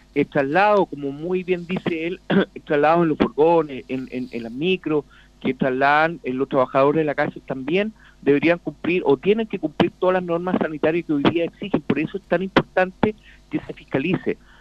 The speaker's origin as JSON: {"language": "Spanish", "country": "Chile", "said": "somos todos chilenos, somos todos hermanos"}